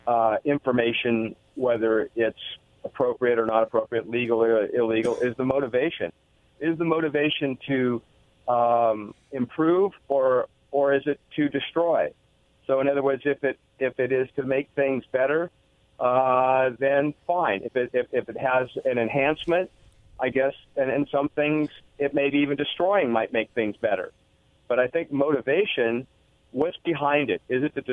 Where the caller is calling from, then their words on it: Richland, United States; … from Richland.